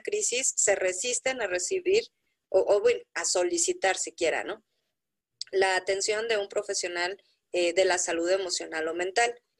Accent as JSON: {"language": "Spanish", "country": "Mexico", "said": "como mexicanos"}